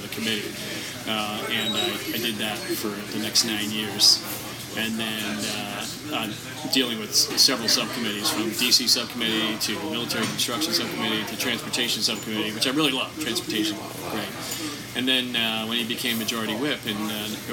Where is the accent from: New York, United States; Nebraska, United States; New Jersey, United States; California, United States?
New Jersey, United States; just outside Ocean City; moved away as an adult; now in Washington, United States; I grew up just outside Ocean City, New Jersey